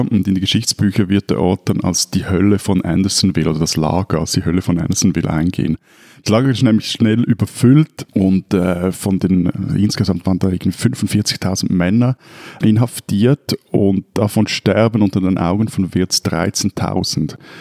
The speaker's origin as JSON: {"language": "German", "country": "Switzerland", "said": "bei uns in der Schweiz"}